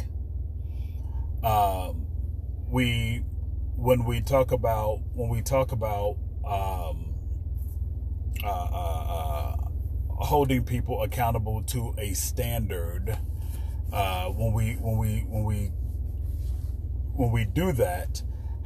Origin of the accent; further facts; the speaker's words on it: Chicago, Illinois, United States; I grew up in Chicago. You don't put ketchup on hot dogs